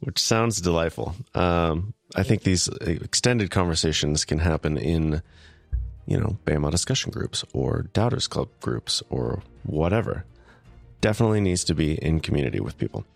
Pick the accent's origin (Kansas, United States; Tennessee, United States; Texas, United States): Kansas, United States; Wichita; moved away; my hometown, Wichita, Kansas